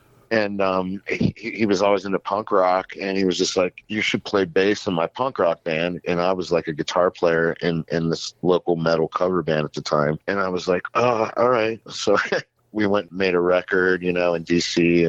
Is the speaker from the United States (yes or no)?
yes; Chambersburg, Pennsylvania, United States; I grew up in Chambersburg, Pennsylvania.